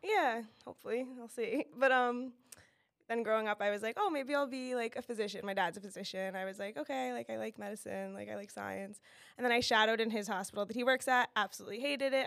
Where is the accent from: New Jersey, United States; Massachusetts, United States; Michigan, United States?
New Jersey, United States; Monmouth County; also born or lived in Miami, Florida; I grew up in Monmouth County